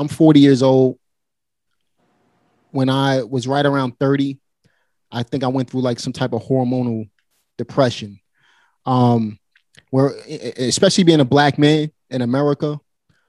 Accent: New York City, New York, United States; born or raised there

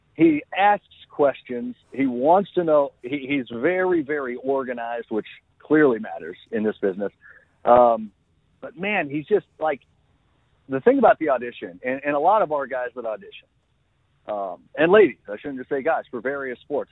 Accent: Oklahoma, United States; my home state

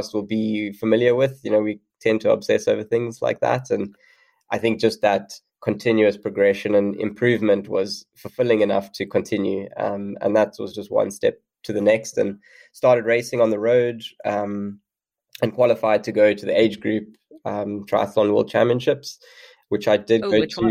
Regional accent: Stellenbosch, Western Cape, South Africa; I grew up in South Africa, and I played just sort of the traditional school sports, which are rugby and cricket here in South Africa

